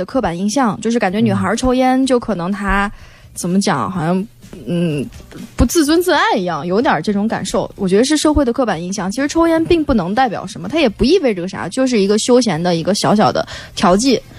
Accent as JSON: {"language": "Chinese", "region": "Shanxi", "country": "China", "said": "对不起，我是山西人。"}